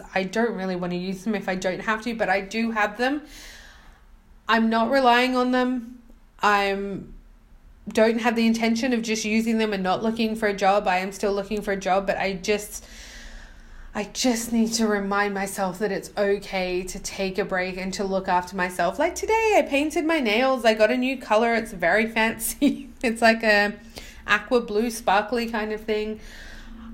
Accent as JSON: {"language": "English", "country": "Australia", "moved": "yes", "said": "As an Australian, I used to speak really fast, but I think now, I don't know, coming here, nobody understood a word I was saying, so now I'm speaking very slow"}